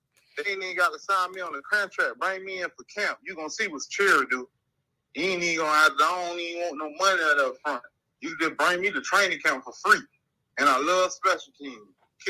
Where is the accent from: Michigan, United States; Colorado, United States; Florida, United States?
Florida, United States; Cross Creek; born there; now in Arizona, United States; Cross Creek, Florida, in Polk County.